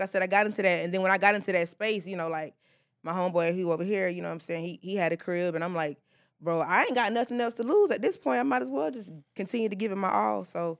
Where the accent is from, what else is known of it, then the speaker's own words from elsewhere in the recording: the South, United States; But again, like, I'm from the South, so, like, y'all minimum wage right here is what they get.